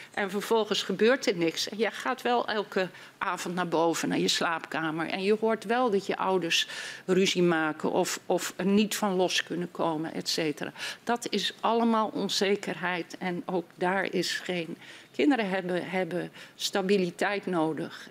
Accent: Groningen, Netherlands; ik ben Groningse

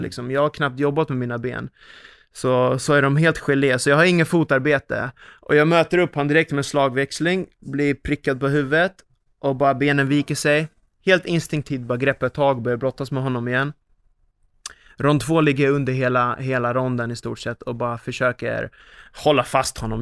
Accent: Sweden; här hemma i Sverige

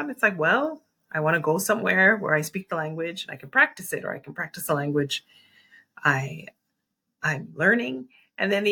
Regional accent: New York, United States; New York feels like home. When I'm there, I, I feel like New York has shaped me.

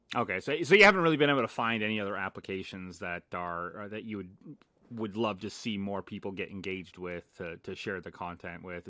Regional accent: Las Vegas, Nevada, United States; moved away; born and raised in Vegas

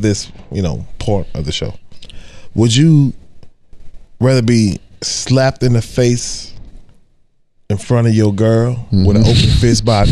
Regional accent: Pleasant Grove, United States; we grew up together in Pleasant Grove

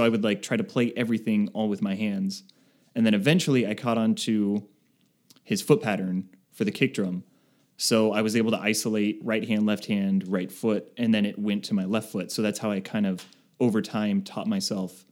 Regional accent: Arizona, United States; also born or lived in California; I grew up here in Arizona

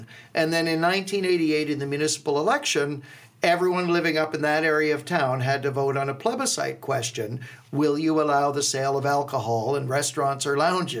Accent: Owen Sound, Ontario, Canada; We're from Owen Sound

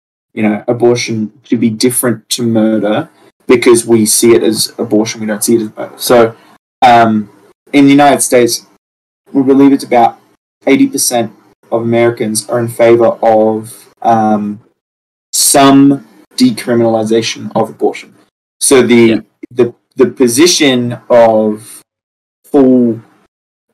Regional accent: Australia

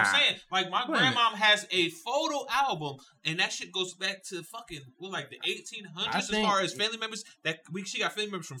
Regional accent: United States; We're from the United States.

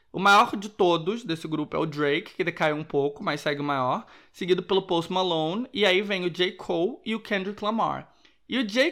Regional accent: Rio de Janeiro, Brazil; moved away; como bom carioca

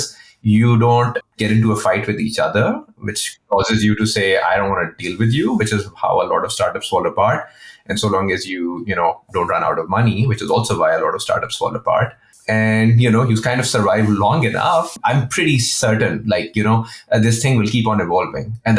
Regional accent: Pakistan; I'm from Pakistan.

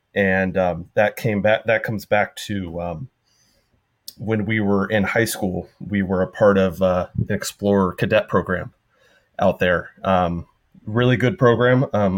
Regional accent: Huntington Beach, California, United States; born there; So I was born not in Florida. It was actually Huntington Beach, California.

